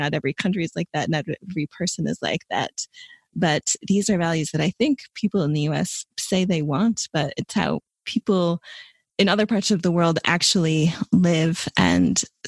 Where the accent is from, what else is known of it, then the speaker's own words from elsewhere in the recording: United States; moved away as an adult; also born or lived in New York; as an American